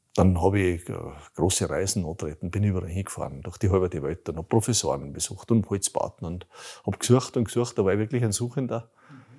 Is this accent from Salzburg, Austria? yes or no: yes; Bruck an der Großglocknerstraße, Salzburg, Austria; also born or lived in Radstadt / Lower Austria; ich bin, ich bin im Bruck an der Glucknerstraße aufgewachsen, in Rottstock geboren